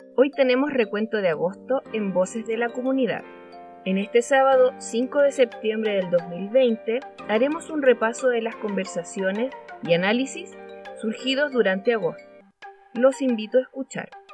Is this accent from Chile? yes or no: yes; Chile